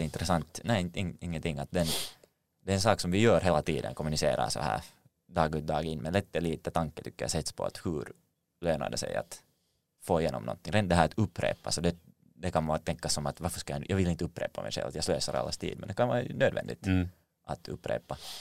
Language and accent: Swedish; Finland; som finländare